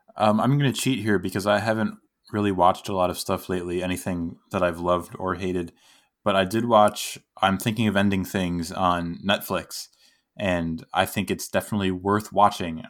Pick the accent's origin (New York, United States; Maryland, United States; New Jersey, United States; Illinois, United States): New York, United States; near Connecticut; I'm from New York okay. and kind of New England. I'm right. I was from right by Connecticut, so right on the border of New England